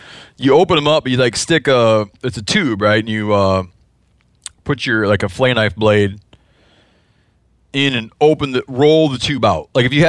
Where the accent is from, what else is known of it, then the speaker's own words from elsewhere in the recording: Midwest, United States; I don't remember because I'm from the Midwest.